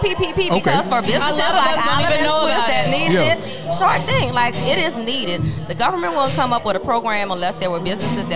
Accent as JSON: {"language": "English", "town": "New Orleans", "region": "Louisiana", "country": "United States", "tie": "born or raised there", "said": "I am from New Orleans"}